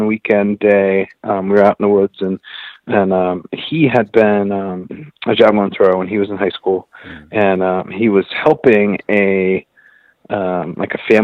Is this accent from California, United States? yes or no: no; northwest Pennsylvania, United States; now in Philadelphia, United States; I actually grew up in the northwest part of Pennsylvania.